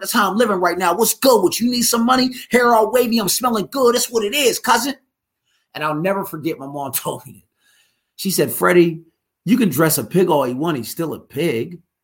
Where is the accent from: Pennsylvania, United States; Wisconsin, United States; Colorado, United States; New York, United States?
Pennsylvania, United States; Pittsburgh; moved away as an adult; also born or lived in Philadelphia; I'm from out uh, Pittsburgh. When I moved out to, uh, I'm from Western Pennsylvania. When I moved out to Philly